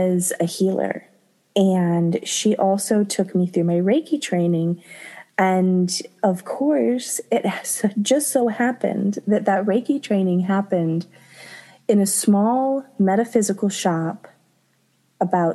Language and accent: English; Florida, United States; moved away as an adult; also born or lived in Japan; I grew up in Florida